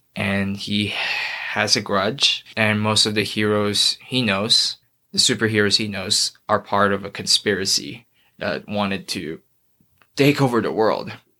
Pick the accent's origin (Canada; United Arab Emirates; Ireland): United Arab Emirates; Dubai; also born or lived in Philippines; now in Idaho, United States; So, I'm from the Philippines. I grew up there, and then went to Dubai when I was four years old